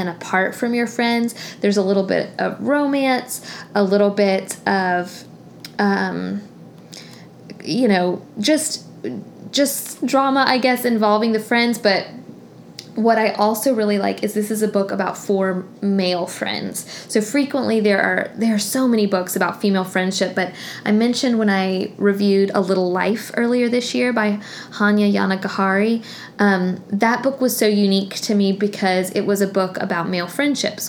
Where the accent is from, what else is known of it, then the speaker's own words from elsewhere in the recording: Tallahassee, Florida, United States; also born or lived in Montgomery, Alabama; I grew up in Tallahassee